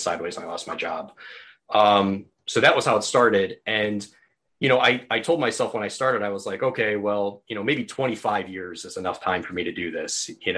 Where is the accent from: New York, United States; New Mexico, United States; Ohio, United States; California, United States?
Ohio, United States; Northeast; grew up in Northeast Ohio